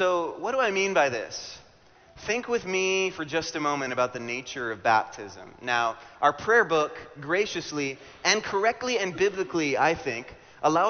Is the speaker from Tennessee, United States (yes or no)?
no; Hawaii, United States; moved away; I grew up in Hawaii, and I was no stranger to the water